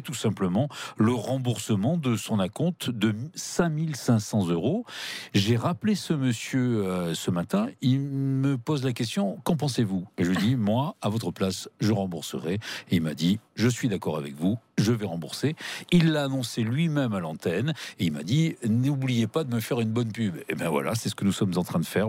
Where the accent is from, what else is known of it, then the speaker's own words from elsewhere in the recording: Le Puy-en-Velay, Auvergne-Rhône-Alpes, France; je suis originaire du Puy-en-Velay